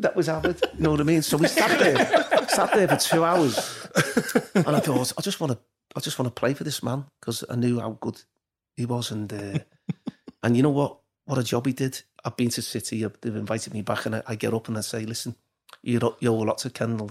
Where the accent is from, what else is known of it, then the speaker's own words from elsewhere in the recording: Liverpool, North West England, United Kingdom; I was from Liverpool